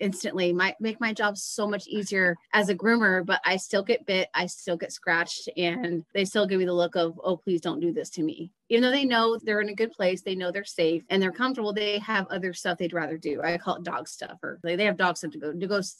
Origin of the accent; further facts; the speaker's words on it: Dayton, Ohio, United States; also born or lived in Columbus, Ohio; I grew up in Dayton and I moved to Columbus